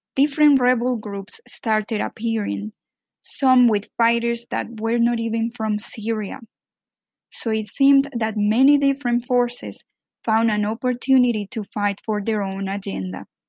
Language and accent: English; Medellín, Antioquia, Colombia; English is a second language; now in New York, United States; … and I grew up in Medellin, Colombia.